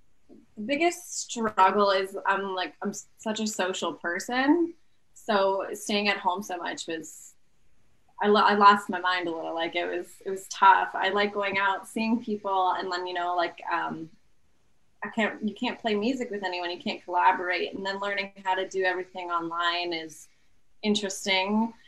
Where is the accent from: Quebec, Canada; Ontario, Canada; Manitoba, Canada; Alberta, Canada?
Alberta, Canada; St. Albert; now in Edmonton, Canada; I was born in St. Albert, Alberta. Okay. And I lived there my whole life, except for this past year. I've just been in Edmonton